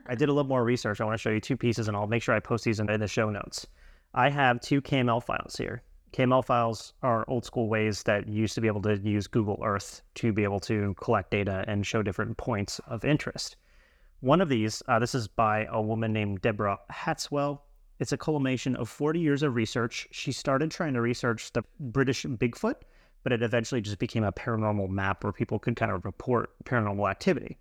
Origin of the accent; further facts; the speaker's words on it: United States; being an American abroad